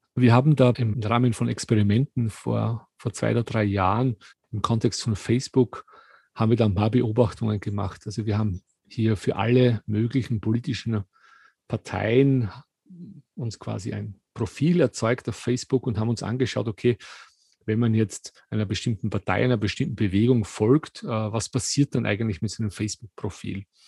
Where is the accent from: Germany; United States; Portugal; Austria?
Austria; in Österreich, wo ich aufgewachsen bin